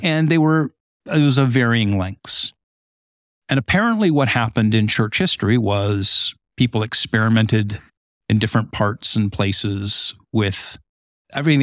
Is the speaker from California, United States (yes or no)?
yes; Southern California, United States; now in Holland, Michigan, United States; I grew up in Southern California on the beach